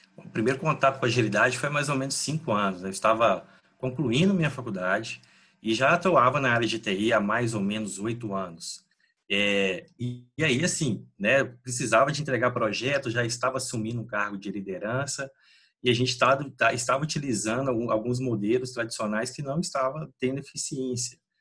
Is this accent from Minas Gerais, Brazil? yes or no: yes; Minas Gerais, Brazil; also born or lived in Belo Horizonte; moro aqui em Belo Horizonte, Minas Gerais, sou mineiro